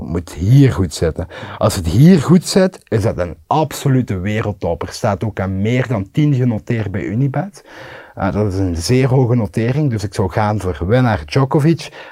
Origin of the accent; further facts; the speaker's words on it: Limburg, Belgium; als Limburger